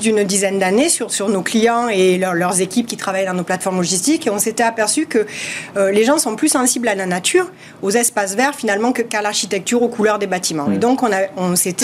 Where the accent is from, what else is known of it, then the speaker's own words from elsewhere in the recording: southern France, France; accent: southern French; comme vous l'entendez à mon accent, du sud de la France